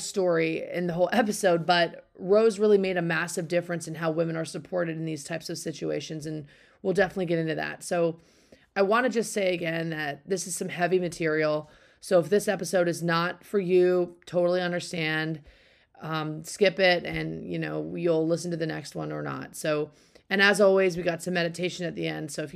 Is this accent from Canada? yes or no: yes; Canada; now in Cary, United States; I was born in Canada and Cary is really where I live